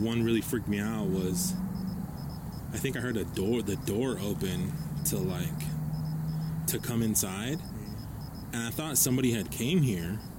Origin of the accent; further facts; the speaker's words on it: Guadalupe, Arizona, United States; I grew up over in Guadalupe